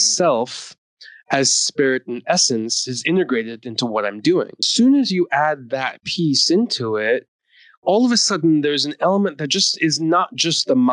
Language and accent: English; East Coast of the US, United States; also born or lived in India / New York City; I was born in India. I grew up in the US on the East Coast.